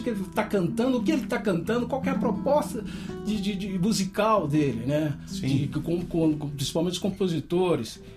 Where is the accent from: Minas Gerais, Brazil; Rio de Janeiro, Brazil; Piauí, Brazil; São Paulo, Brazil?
Minas Gerais, Brazil; Teófilo Otoni; born or raised there; moved away; also born or lived in Belo Horizonte / Campinas